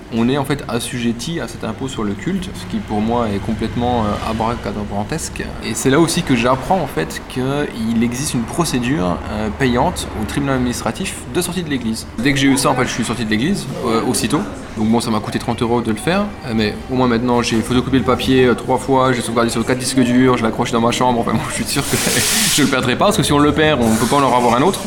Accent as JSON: {"language": "French", "country": "France", "tie": "born or raised there", "moved": "as an adult", "lives_now": "Berlin, Germany", "said": "Je suis né en France"}